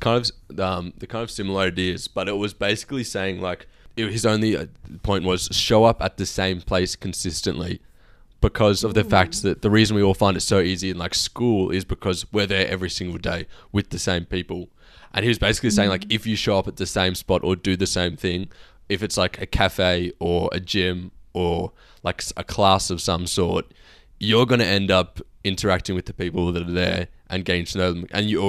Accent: Australia; I was random from Australian

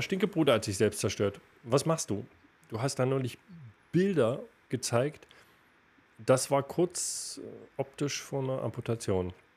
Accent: Erfurt, Thuringia, Germany; moved away; Wir beide als, als Erfurter und ich im Herzen immer noch.

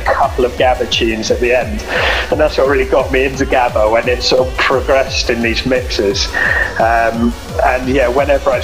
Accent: Devon, South West England, United Kingdom; moved away as an adult; also born or lived in Falmouth, Cornwall; So after I grew up in Devon, I went down to university in Cornwall, to Falmouth

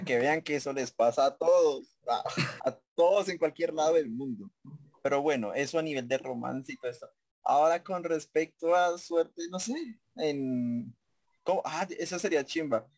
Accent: Colombia; Como todos buenos colombianos

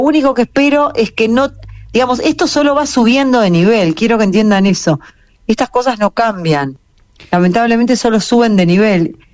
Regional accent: Uruguay; moved away as an adult; now in Israel; como yo me crié en Uruguay

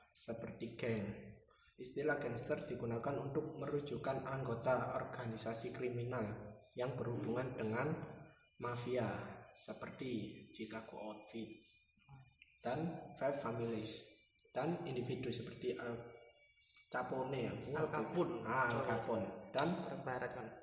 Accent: Surabaya, East Java, Indonesia; kita ini asalnya dari Surabaya kita

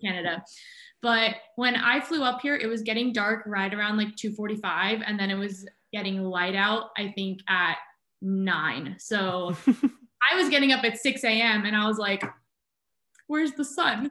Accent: Southern California, United States; moved away as an adult; now in Juneau, United States; I'm originally from Southern California

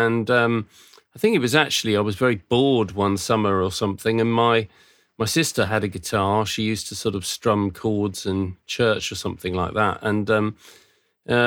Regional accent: Surrey, South East England, United Kingdom; moved away as an adult; also born or lived in North London; now in Watchet, United Kingdom; I was born in London, in North London, and then moved when I was six to Surrey, Hampshire Way, which is just south of London, really. And I probably lived around that area sort of most of my life

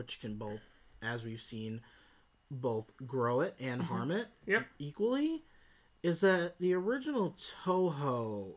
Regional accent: the South, United States; we're from the South.

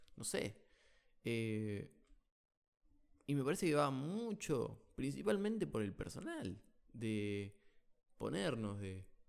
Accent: Argentina

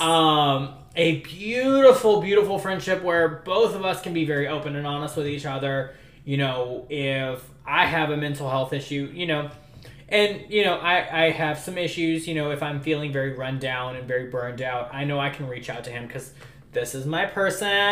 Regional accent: New Orleans, Louisiana, United States; moved away; I'm originally from New Orleans

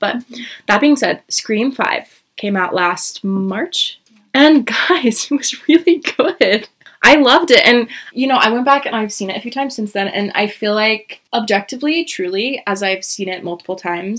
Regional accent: Davis County, Utah, United States; also born or lived in Orem, Utah; I am from Utah originally, grew up in Davis County, born and raised. I have jumped all over the place when it comes to school, but it has landed me here in Utah County.

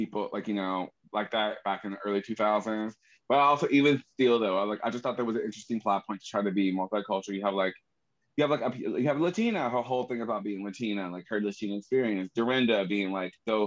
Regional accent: Gary, Indiana, United States; moved away; when we did live in Gary, Indiana, and I was surrounded by my family

